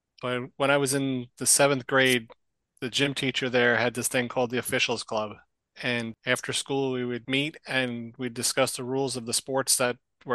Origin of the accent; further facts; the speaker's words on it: Clark, New Jersey, United States; This was back in Clark, New Jersey at Charles Brewer School.